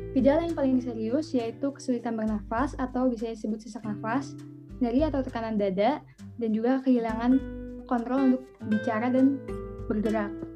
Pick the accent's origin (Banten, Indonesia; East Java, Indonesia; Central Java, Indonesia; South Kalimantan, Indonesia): Banten, Indonesia; Tangerang; aku dari Tangerang